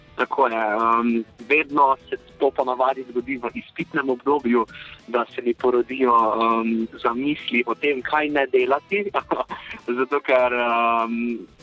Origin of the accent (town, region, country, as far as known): Slovenia